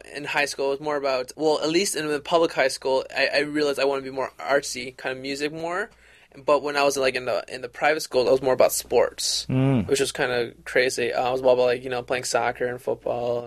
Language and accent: English; Westlake, Ohio, United States; also born or lived in Brook Park, Ohio; I grew up in Westlake area. I live in Brook Park.